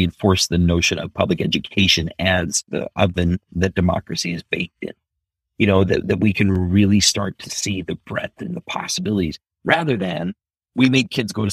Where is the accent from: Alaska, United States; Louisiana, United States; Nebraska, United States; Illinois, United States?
Nebraska, United States; Omaha; When we finally got landed, it was in Omaha, Nebraska. I ended up growing up in North Omaha, Nebraska